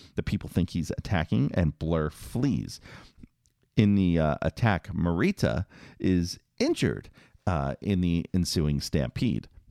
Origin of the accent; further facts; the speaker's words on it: New York City, New York, United States; growing up in Queens